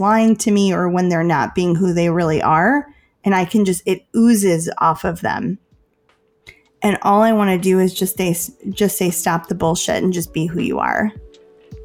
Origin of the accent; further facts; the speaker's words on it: Chicago, Illinois, United States; I'm from Chicago